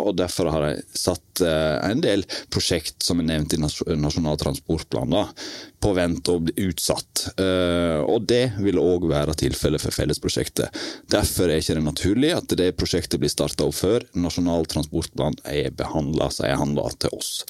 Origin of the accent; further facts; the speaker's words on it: Western Norway, Norway; vi er jo vestlendinger begge